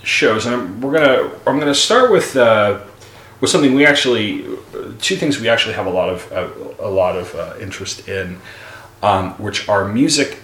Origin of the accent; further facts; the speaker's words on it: Long Island, New York, United States; I grew up on Long Island, of course, outside of New York City.